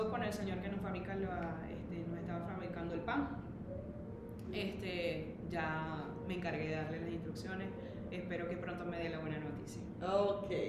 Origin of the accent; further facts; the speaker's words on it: Maracaibo, Zulia, Venezuela; accent: maracucho; moved away as an adult; also born or lived in Orlando, Florida / Indiana; now in Westfield, United States; amo mi país, amo mi patria, amo mi gente, soy 100% maracucha.